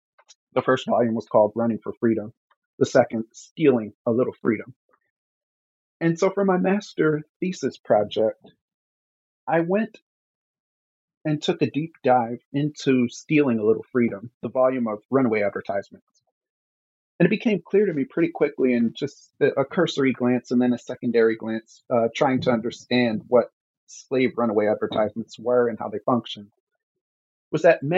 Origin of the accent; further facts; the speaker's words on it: New Brunswick, New Jersey, United States; I'm actually from New Brunswick, New Jersey, and my family is deeply rooted in New Brunswick, New Jersey.